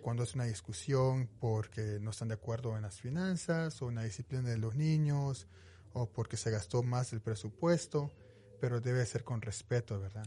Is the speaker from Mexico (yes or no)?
yes; Veracruz, Mexico; moved away as an adult; now in Utah, United States; Yo soy originario de México, soy, soy de Veracruz